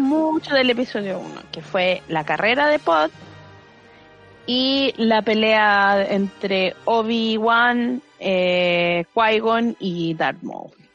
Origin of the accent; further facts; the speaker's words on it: Maipú, Santiago Metropolitan Region, Chile; yo era de Maipú en su momento